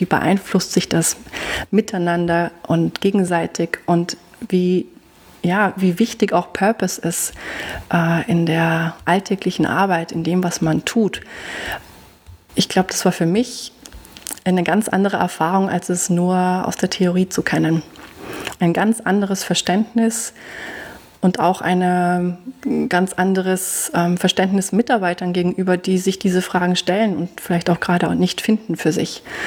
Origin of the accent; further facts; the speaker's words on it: Germany; now in Austria; wie man hört, ich bin ja auch nicht aus Österreich, ich komme aus Deutschland